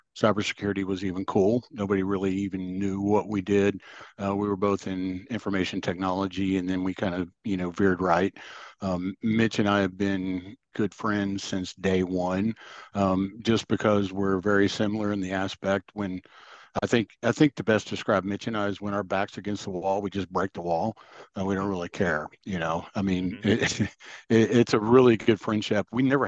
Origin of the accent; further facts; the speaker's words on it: Texas, United States; We're from Texas